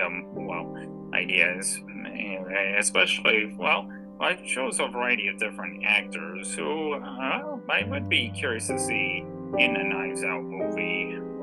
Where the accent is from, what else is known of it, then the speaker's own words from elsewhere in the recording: Ohio, United States; now in North Carolina, United States; I'm originally from Ohio. I've been living in North Carolina for, about 10 years now.